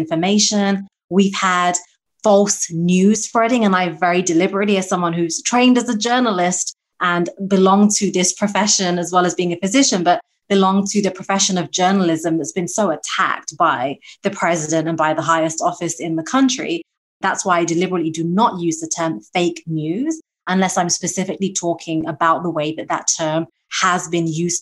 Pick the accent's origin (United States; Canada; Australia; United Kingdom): United Kingdom; moved away; my home country of the UK